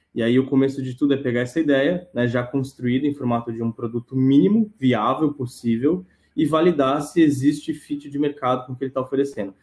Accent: São Paulo, Brazil; moved away as an adult; now in Joinville, Brazil; eu sou natural de São Paulo, né, mas estou morando aqui em Joinville

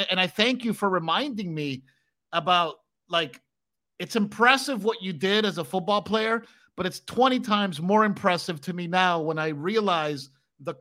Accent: Miami, Florida, United States; I grew up in Miami. I went to South Miami Elementary, South Miami Middle School.

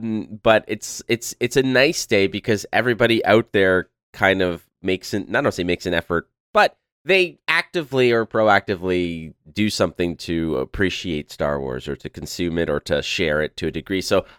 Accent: Montreal, Quebec, Canada; is a cultural icon in Quebec and in the city that I was born and raised in Montreal.

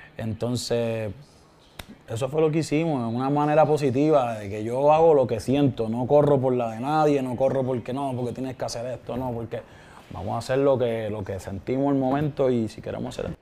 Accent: Vega Baja, Puerto Rico; Yo soy de, de Vega Baja, en Puerto Rico

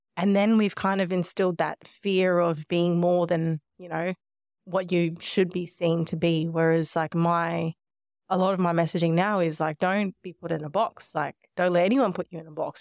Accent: Nhulunbuy, Northern Territory, Australia; also born or lived in Melbourne, Australia; now in Gold Coast, Australia; growing up in Nullumbuy, though, have always felt like that lands my home

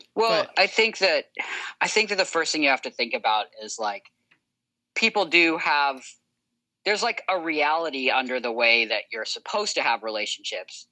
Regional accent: United States; I grew up in America

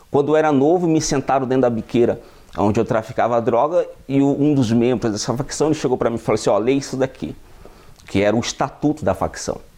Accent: Campo Grande, Mato Grosso do Sul, Brazil; eu tenho 29 anos, eu sou natural do estado de Mato Grosso do Sul, venho de uma família onde não tive muitas condições financeiras, morava na periferia do, da capital de Campo Grande, Mato Grosso do Sul

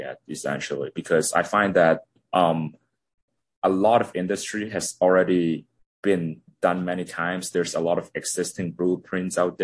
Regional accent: Hong Kong; now in Toronto, Canada; I'm originally from Hong Kong. Now I'm living in Toronto

